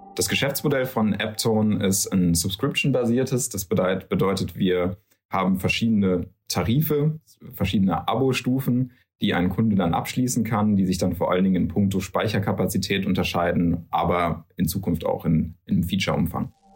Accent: Darmstadt, Hesse, Germany; moved away as an adult; now in Cologne, Germany; kommen aber gebürtig eigentlich aus Hessen, aus Südhessen. Bastian aus äh, Wiesbaden, ich aus Darmstadt

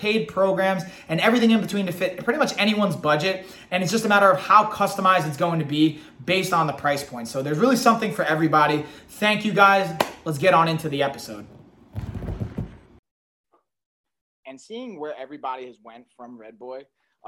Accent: Long Island, New York, United States; I'm from Long Island

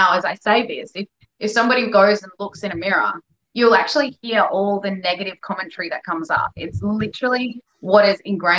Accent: Perth, Western Australia, Australia; moved away as an adult; also born or lived in Melbourne; when I came home from Europe, I was home in Perth for about 2 months

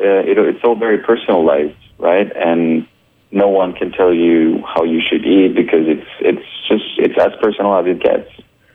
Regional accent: France; English is a second language; also born or lived in Colombia / Brazil / Japan; now in United States; Yeah, I'm also Colombian, but have a really multicultural background. I was born in Colombia, grew up in France. I've lived in Brazil, in Japan, and I've been in the U.S. for about 4 years now.

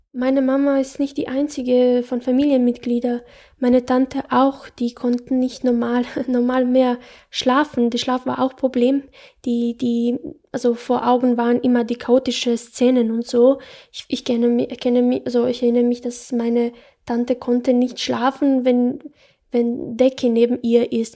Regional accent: Bosnia & Herzegovina; German is a second language; moved away as an adult; now in Salzburg, Austria; Ich habe dort äh, 18 Jahre gelebt. Ich bin in Bosnien ge geboren, erwachsen.

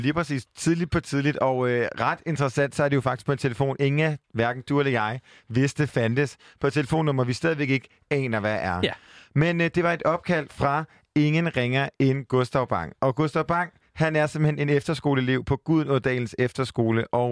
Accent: Jutland, Denmark; jeg er en jyde

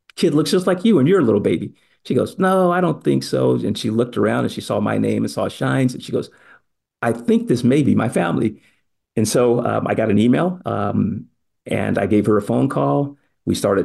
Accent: Oakland, California, United States; growing up in Oakland, California

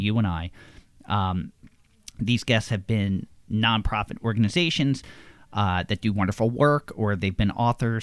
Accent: Levittown, Pennsylvania, United States; I am from Levittown, Pennsylvania

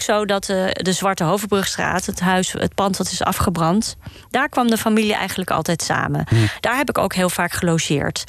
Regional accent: Amsterdam, North Holland, Netherlands; Ik ben hier opgegroeid in Amsterdam-Osdorp

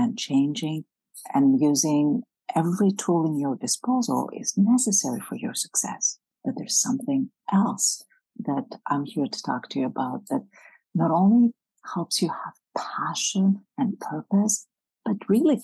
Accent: Greece; now in United States; I'm from Greece originally.

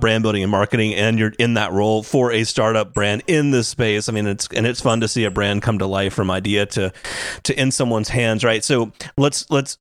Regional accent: Atlanta, Georgia, United States; here in my hometown of Atlanta

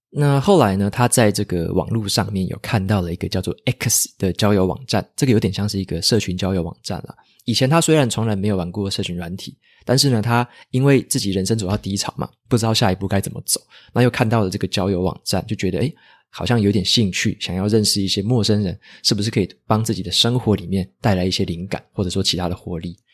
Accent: Taitung, Taitung County, Taiwan; moved away as an adult; 我自己的话是台东人

